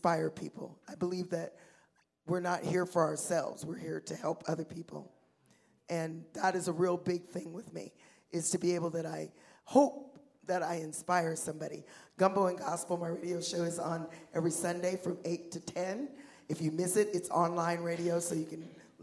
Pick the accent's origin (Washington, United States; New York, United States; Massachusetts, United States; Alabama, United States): Washington, United States; Seattle; I was born and raised in Seattle